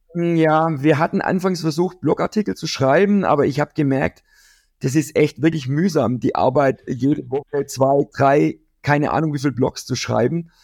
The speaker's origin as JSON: {"language": "German", "town": "Kirchzarten", "region": "Baden-Württemberg", "country": "Germany", "tie": "born or raised there", "said": "in meiner Heimatstadt, äh, werden wir in Kirchzarten"}